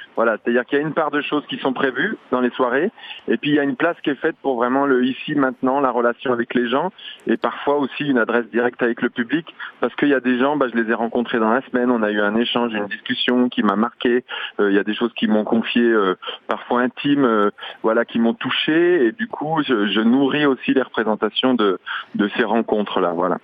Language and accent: French; Jura, Bourgogne-Franche-Comté, France; je suis jurassien